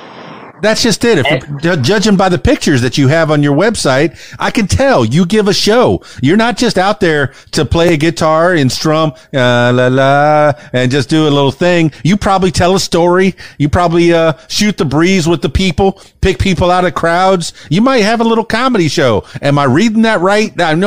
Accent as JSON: {"language": "English", "town": "Miami", "region": "Florida", "country": "United States", "tie": "born or raised there", "lives_now": "Arkansas, United States", "said": "Man, I'm born and raised in Miami in the Florida Keys, which is where Keys Dan came from. And boy, you know, I married a hillbilly and followed her all the way up here to Arkansas."}